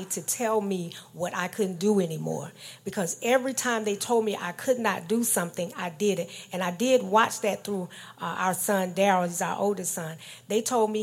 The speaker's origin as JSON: {"language": "English", "region": "Georgia", "country": "United States", "tie": "born or raised there", "said": "I was born in Georgia in a small city"}